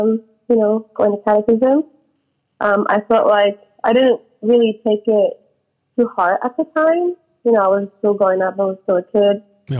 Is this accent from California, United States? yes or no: yes; Winters, California, United States; also born or lived in Davis, California; Yes, I lived in Winters my whole life.